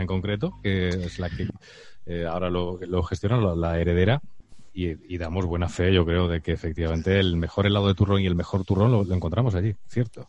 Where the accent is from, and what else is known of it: Spain